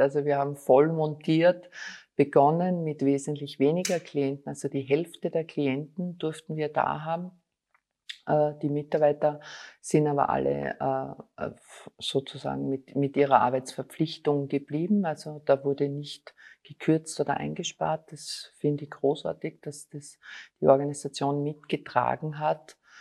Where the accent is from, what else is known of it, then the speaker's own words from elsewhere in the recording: Styria, Austria; moved away as an adult; now in Vienna, Austria; ich bin eine Steirerin, komme aus der Steiermark